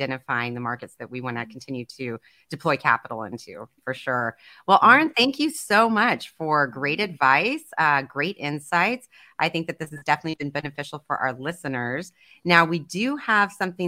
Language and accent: English; Texas, United States; also born or lived in Schertz, Texas; now in Boston, United States; Originally, I'm from Texas myself